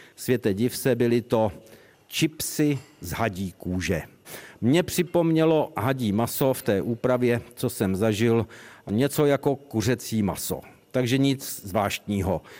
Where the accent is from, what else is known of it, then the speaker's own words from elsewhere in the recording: Czechia; jsme z České republiky